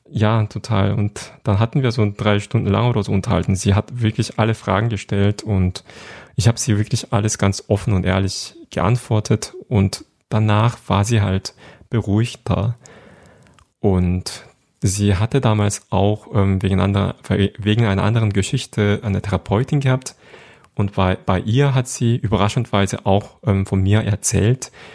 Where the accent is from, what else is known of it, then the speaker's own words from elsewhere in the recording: Seoul, South Korea; German is a second language; moved away as an adult; now in Germany; ich bin in Seoul in Südkorea geboren und aufgewachsen